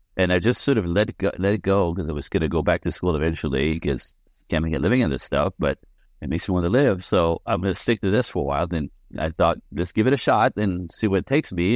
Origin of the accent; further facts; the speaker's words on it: Quebec City, Quebec, Canada; I'm French Canadian. I was born in Quebec City in a snowbank